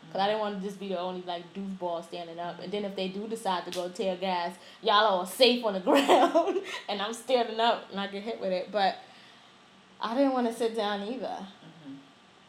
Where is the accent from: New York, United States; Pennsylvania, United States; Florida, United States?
New York, United States; as a New Yorker